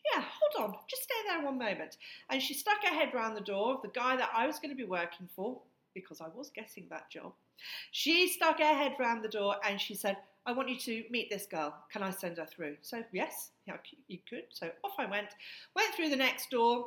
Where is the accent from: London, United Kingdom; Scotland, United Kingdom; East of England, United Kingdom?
East of England, United Kingdom; Hertfordshire; our home in Hertfordshire